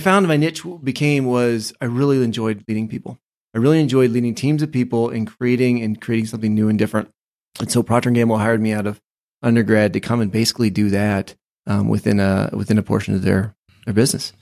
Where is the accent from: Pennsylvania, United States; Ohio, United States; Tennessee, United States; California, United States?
Ohio, United States; also born or lived in Maine; I grew up most of my life in Ohio because that's where my family was from